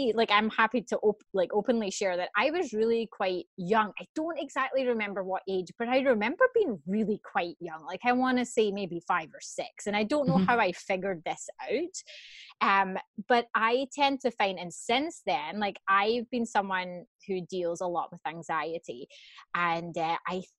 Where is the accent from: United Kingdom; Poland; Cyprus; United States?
United Kingdom; Scotland; now in Canada; I'm Scottish, but I live in Canada